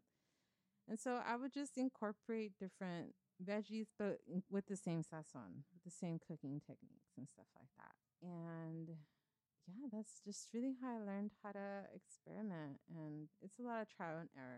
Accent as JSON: {"language": "English", "town": "Los Angeles", "region": "California", "country": "United States", "tie": "born or raised there", "also_born_or_lived": "Bay Area", "said": "I moved away from East LA when I was after high school"}